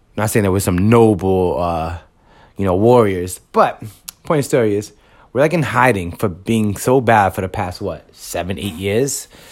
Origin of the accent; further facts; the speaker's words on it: New York City, New York, United States; moved away as an adult; also born or lived in Bronx; now in Yonkers, United States; I'm from Washington Heights originally, moved to the Bronx, and once I had a child, I ended up living in Yonkers